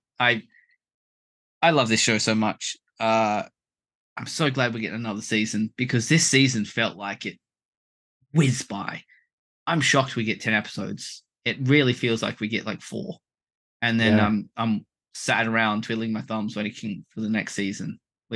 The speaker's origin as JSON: {"language": "English", "country": "Australia", "said": "we're Australian"}